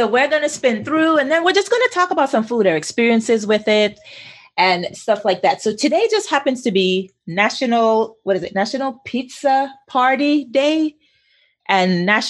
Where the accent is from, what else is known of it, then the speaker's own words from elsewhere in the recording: St. Thomas, U.S. Virgin Islands; accent: Caribbean; moved away; also born or lived in Queens, New York; I mean, I was born in New York, but my culture is St. Thomas all the way.